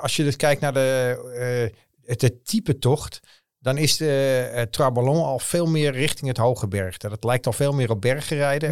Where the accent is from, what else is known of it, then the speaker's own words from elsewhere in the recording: North Holland, Netherlands; ik kom uit Noord-Holland